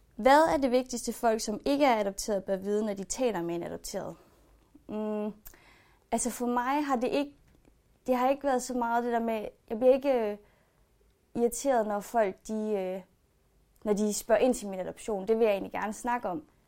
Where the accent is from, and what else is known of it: Denmark; born or raised there; also born or lived in China